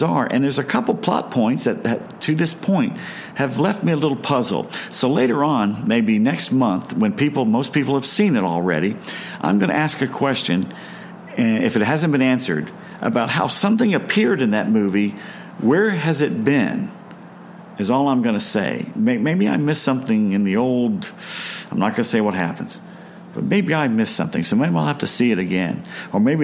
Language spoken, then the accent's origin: English; Atlanta, Georgia, United States; I grew up in Atlanta